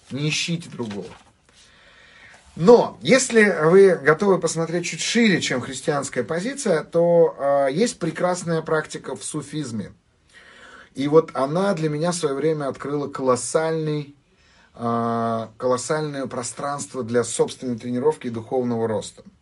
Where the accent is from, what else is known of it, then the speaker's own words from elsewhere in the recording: Armenia; Я, так сказать, армянин, а, и у армян очень сильно культурологически выражена зависть.